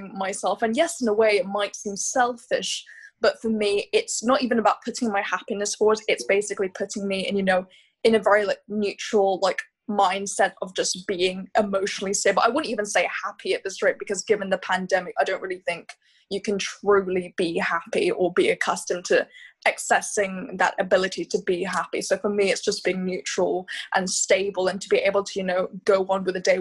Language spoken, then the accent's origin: English; Hong Kong; growing up in Hong Kong, going into an international school, I went to a school called West Island School